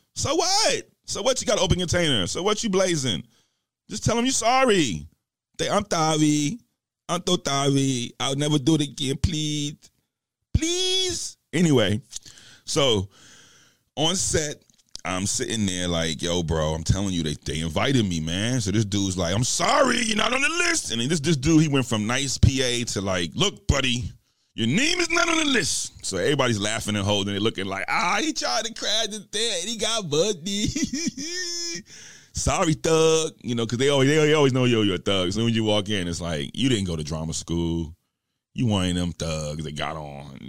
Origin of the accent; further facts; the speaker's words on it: New York, United States; I'm from New York, and I'm straight goon squad